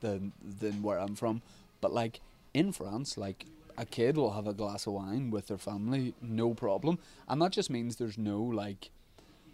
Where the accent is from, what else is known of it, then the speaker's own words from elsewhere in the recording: Ireland; moved away as an adult; being Irish over here